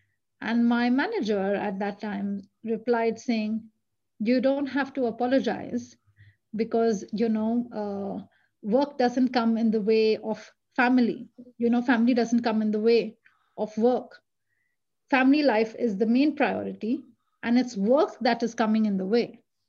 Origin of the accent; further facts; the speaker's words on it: India; English is a second language; now in Sweden; I mean, the fact that I moved from India to Sweden, I never looked back. It was a huge leap of faith.